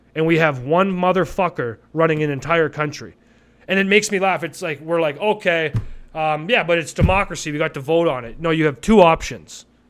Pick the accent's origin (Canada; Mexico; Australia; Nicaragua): Canada; Calgary, Alberta; now in Vancouver, Canada; I grew up in Cal, in Calgary